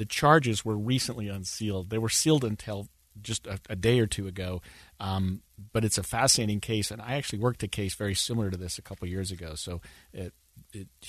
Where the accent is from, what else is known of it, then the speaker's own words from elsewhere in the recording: Utah, United States; Utah resident my whole life.